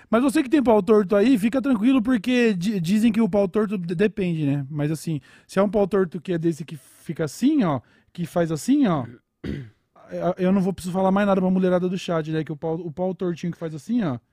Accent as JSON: {"language": "Portuguese", "region": "São Paulo", "country": "Brazil", "said": "eu sou de São Paulo"}